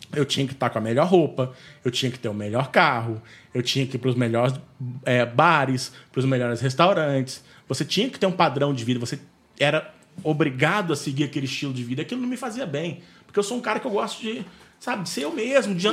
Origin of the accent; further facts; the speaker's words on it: Valença, Rio de Janeiro, Brazil; moved away; esse retorno pro lugar que eu nasci, que eu fui criado, que eu amo. Eu amo São Francisco. Eu amo Valença.